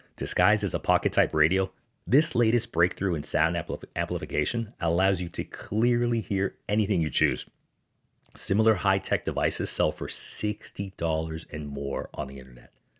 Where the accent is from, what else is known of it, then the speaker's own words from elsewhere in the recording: United States; as an American